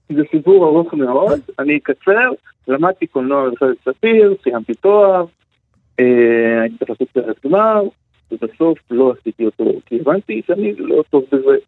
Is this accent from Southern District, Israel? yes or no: yes; Beersheba, Southern District, Israel; moved away as an adult; now in Tel Aviv, Israel; בבאר שבע, איפה שגדלתי